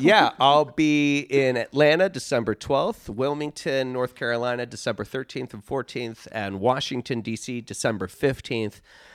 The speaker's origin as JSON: {"language": "English", "country": "Ireland", "said": "I'm an Irishman. Hey, oh, I'm an Irishman."}